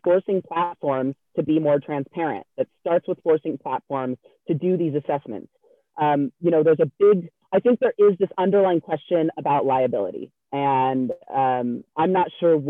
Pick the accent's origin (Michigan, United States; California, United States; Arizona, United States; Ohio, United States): California, United States; moved away; I'm originally from California